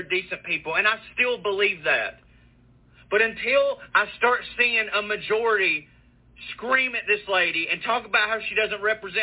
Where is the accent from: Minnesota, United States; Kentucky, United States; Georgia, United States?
Georgia, United States; Walker County; I'm from Marjorie Green Taylor's district here in Walker County, Georgia.